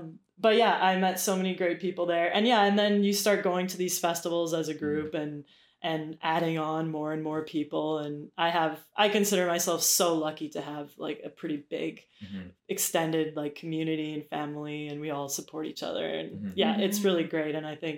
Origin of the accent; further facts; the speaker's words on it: Victoria, British Columbia, Canada; I snuck into clubs in Victoria in my hometown